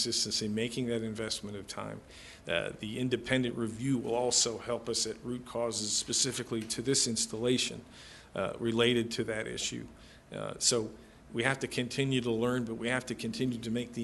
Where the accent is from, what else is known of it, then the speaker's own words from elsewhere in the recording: Chicago, Illinois, United States; moved away; I'm from Chicago. This is where I grew up, my family